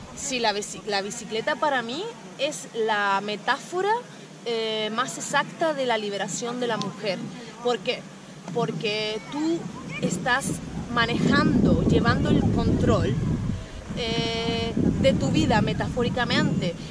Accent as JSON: {"language": "Spanish", "region": "Canary Islands", "country": "Spain", "moved": "as an adult", "said": "soy de las Islas Canarias"}